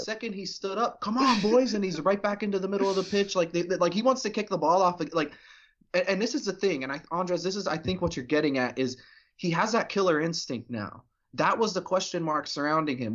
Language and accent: English; United States; as an American